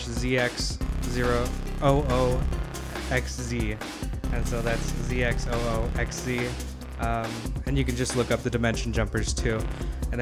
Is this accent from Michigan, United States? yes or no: yes; Michigan, United States; moved away as an adult; now in Minnesota, United States; I'm originally from Michigan. I moved to Minnesota 8-9 years ago.